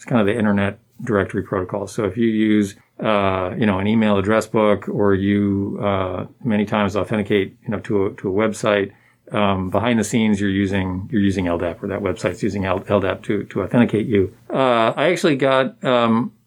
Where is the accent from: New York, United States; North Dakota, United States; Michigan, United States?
Michigan, United States; Ann Arbor; I grew up in Ann Arbor, Michigan